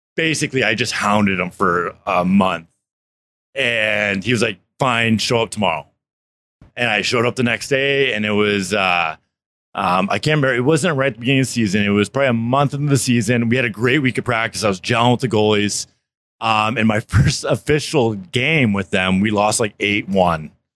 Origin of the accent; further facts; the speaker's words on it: South Florida, United States; I grew up in South Florida